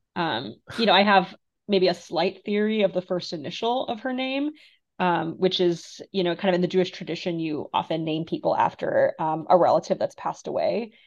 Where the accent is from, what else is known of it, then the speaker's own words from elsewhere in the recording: Moldova; now in United States; I'm from Moldova, which is, you know, one of the poorest countries in Europe